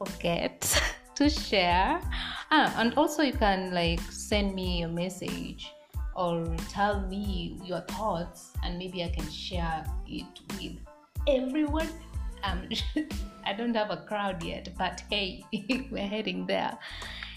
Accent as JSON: {"language": "English", "country": "Kenya", "said": "I'm a Kenyan woman"}